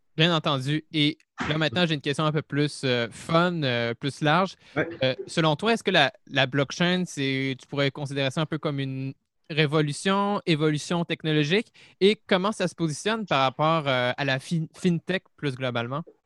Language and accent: French; Montreal, Quebec, Canada; je suis, de Montréal